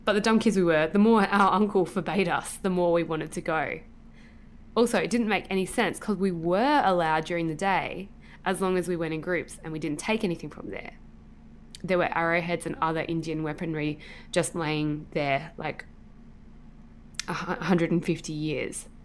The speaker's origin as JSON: {"language": "English", "region": "Buenos Aires", "country": "Argentina", "said": "I'm from Buenos Aires, Argentina, and was visiting my uh, uncles and cousins in the Corrientes province."}